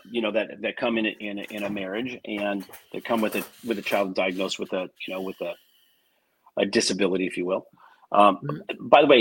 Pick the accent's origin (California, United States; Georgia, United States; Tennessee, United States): California, United States; Glendale; I grew up in Glendale, California, which is very strong Christian, very strong Christian environment